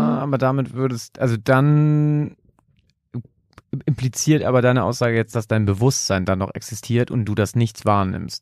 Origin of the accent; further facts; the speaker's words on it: Germany; ich komme ja ursprünglich auch aus einem kleinen Dörfchen in der Nähe von Bremen